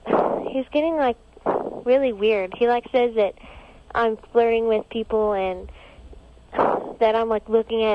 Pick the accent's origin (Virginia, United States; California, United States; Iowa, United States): California, United States; Riverside; I'm from Riverside, California.